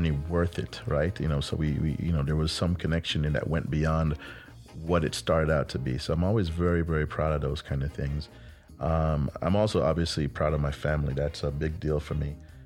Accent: Jamaica; moved away; I'm a kid from Jamaica

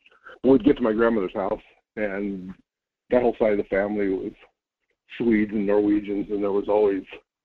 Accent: Colorado, United States; So, talking about memories, I grew up in Colorado, and my mom's family all lived in extreme northeastern Colorado, a small cow town

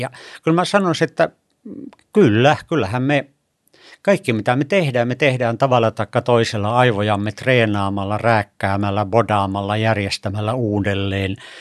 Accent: Kemi and Sodankylä, Lapland, Finland; moved away as an adult; also born or lived in Turku, Finland; mä tulin tuolta pohjoisesta Kemistä ja Sodankylästä

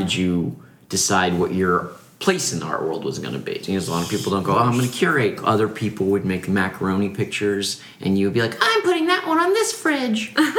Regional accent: Washington, District of Columbia, United States; I'm from D.C. My natural way of talking is like a real weird city, white trash, kind of overlappy thing.

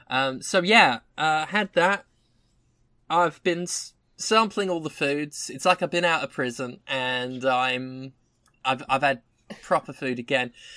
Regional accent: Erith, London, United Kingdom; moved away; I went to my hometown. It is still a bleak, dead shithole.

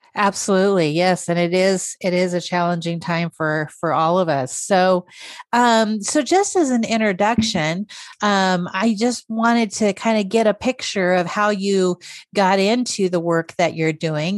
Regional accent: Idaho, United States; also born or lived in Billings, Montana; I'm an Idahoan

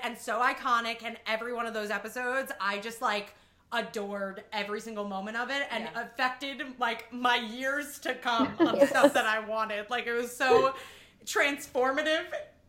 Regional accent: Long Island, New York, United States; Because I grew up on Long Island.

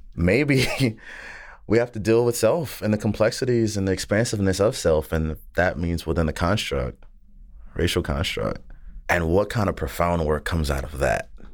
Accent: the South, United States; I'm from the South

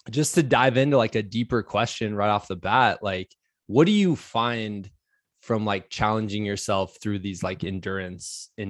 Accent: Los Angeles, California, United States; Not many mullets growing up in Los Angeles.

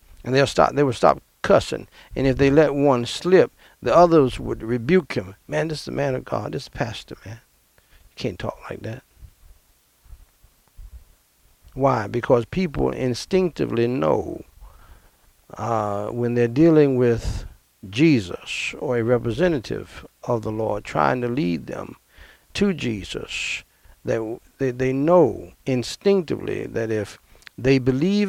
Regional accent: United States; also born or lived in Brooklyn, New York; we moved back to my dad's hometown.

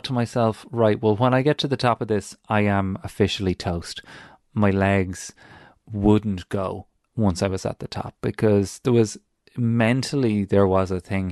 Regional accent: Ireland; moved away; as an Irish person who knows hills, who've hiked hills back home

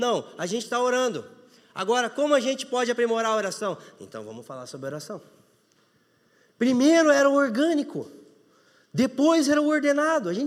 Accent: Ponta Grossa, Paraná, Brazil; born there; eu nasci em Ponta Grossa, a maior cidade que eu conhecia até agora foi Curitiba.

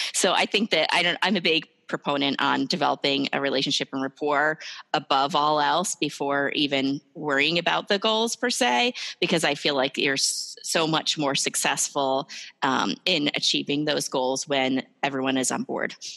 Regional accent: New Jersey, United States; moved away as an adult; now in Ohio, United States; I'm originally from New Jersey

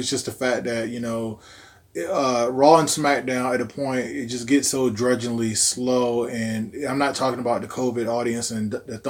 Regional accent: New York, United States; also born or lived in Virginia; Like, I know I'm from New York and to Virginia

